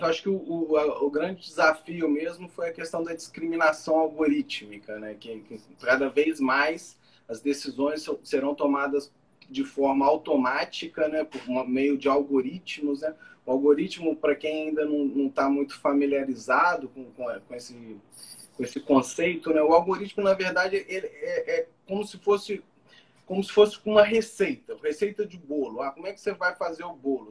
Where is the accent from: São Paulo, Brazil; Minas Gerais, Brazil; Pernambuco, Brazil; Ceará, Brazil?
Minas Gerais, Brazil; Juiz de Fora; moved away as an adult; now in Rio de Janeiro, Brazil; eu sou de Juiz Fora, né? Sou de Minas Gerais, que é aqui perto aqui do Rio de Janeiro, né? Já, já moro aqui no Rio já tem há tempo, uns 4, 5 anos